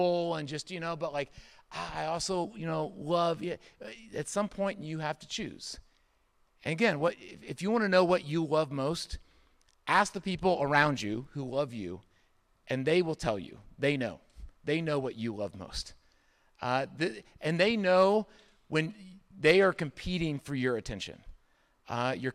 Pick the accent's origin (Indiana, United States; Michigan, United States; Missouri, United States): Indiana, United States; moved away; I grew up in Indiana for a good part of my childhood.